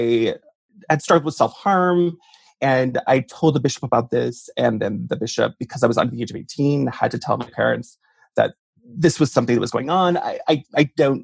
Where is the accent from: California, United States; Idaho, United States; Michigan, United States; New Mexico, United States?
Idaho, United States; Mud Lake; now in Washington, D.C., United States; it was a really glamorous life growing up there and being the closeted gay kid